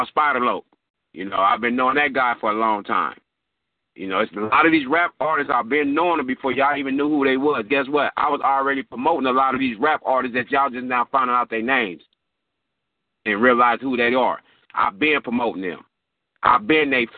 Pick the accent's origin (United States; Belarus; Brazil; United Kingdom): United States; Compton, California; also born or lived in Victorville, California; I've been in Compton, California. Let me say this again. Compton, California. Ever since 1974